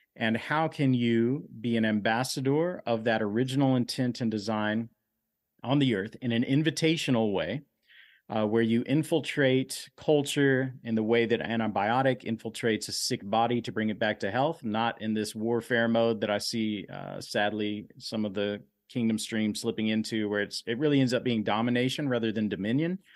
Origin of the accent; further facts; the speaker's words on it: Dallas, Texas, United States; I grew up in Oak Cliff.